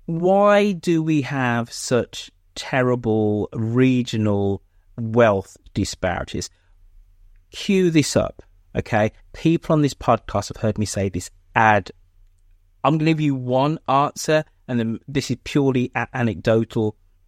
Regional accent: United Kingdom; And as a Brit, yep, I get really upset. There's only one second city, and obviously that's Birmingham.

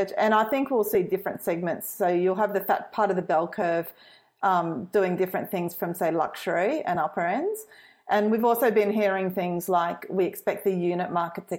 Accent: Brisbane, Queensland, Australia; moved away; I'm from Brisbane

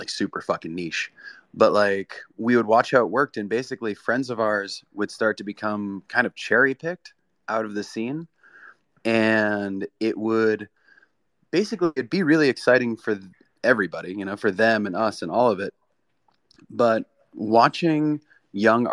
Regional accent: South Florida, United States; moved away as an adult; also born or lived in Brooklyn, New York; I grew up in South Florida. I went to New York to go to Pratt in Brooklyn

